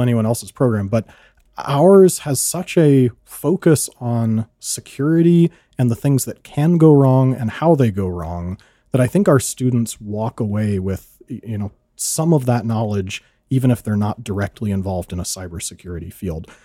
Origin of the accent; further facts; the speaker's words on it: California, United States; moved away as an adult; now in South Dakota, United States; my hometown in California is very small, seven hundred people